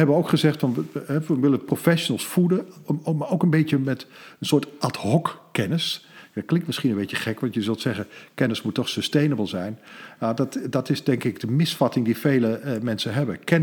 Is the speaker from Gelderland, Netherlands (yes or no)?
yes; Lochem, Gelderland, Netherlands; moved away; also born or lived in Amsterdam; Ik ben geboren in Lochem